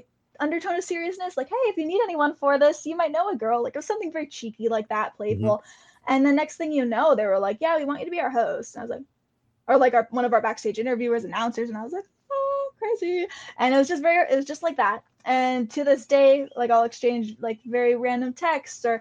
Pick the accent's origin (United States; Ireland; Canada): Canada; being Canadian